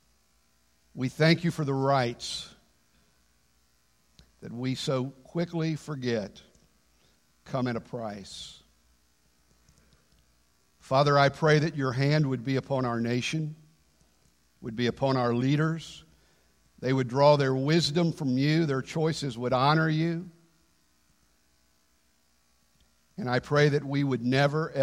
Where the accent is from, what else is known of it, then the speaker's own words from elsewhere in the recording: United States; I'm an American.